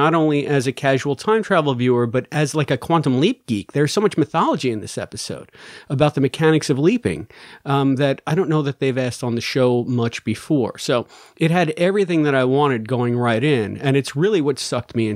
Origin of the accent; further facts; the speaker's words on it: New York, United States; moved away as an adult; also born or lived in Missouri; I'm from New York.